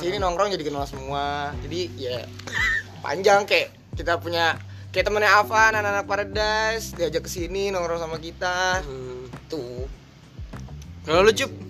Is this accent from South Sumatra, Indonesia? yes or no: no; Jakarta, Indonesia; gua sebagai orang Jakarta